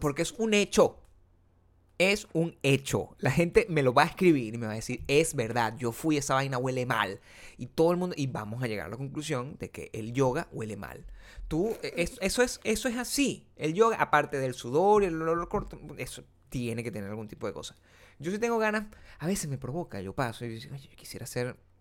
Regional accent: Venezuela; moved away; mientras yo vivía en mi pueblo, que es Venezuela, eso no pasaba.

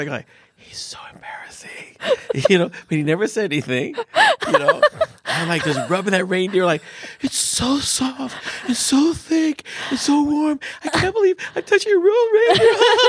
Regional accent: United States; born or raised there; moved away as an adult; now in Sweden

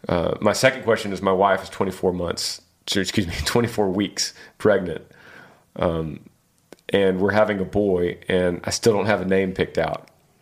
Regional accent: Battle Ground, Washington, United States; I'm from Battleground, Washington.

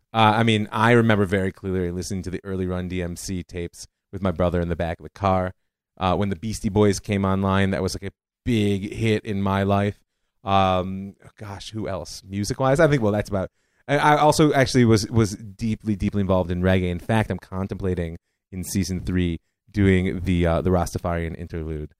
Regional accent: Cleveland, Ohio, United States; moved away as an adult; now in Israel; I grew up in Cleveland, Ohio

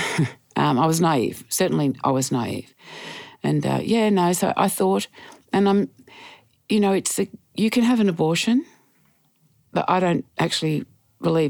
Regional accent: Geelong, Victoria, Australia; also born or lived in Ocean Grove; In Geelong, an Ocean Grove in Victoria. Beautiful. Loved my childhood.

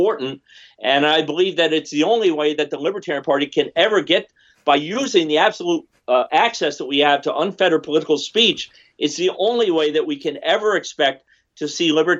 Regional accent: Vermont, United States; I come from Vermont, right? Vermont's a very small state

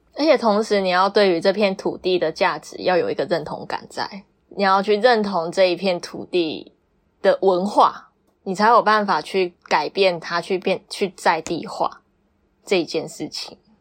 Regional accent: Taiwan; moved away as an adult; 我就是台湾人啊，我在台湾成长，我讲白一点，吃台湾，喝台湾，在台湾生长，台湾教会我如何做一个人

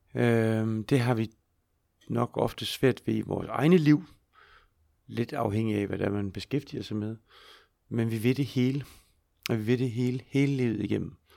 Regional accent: Skive, Central Denmark Region, Denmark; jeg voksede op i, i Skive

